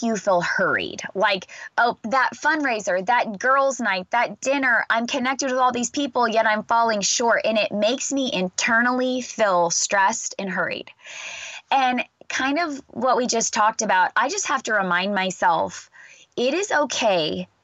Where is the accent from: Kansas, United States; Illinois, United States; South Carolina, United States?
Kansas, United States; now in Texas, United States; I live in Texas and I'm from Kansas